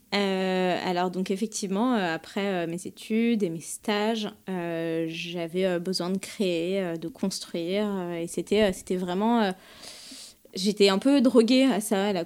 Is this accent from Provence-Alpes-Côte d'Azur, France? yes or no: no; Paris, Île-de-France, France; je suis une Parisienne euh, pure et dure. Je suis née à mhm. Paris, j'ai fait mes études à Paris, j'ai grandi à Paris